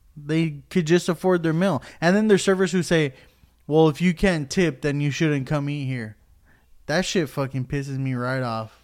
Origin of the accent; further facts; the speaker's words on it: Puerto Rico; I'm Puerto Rican, and I think I've told, like, four people that I'm Puerto Rican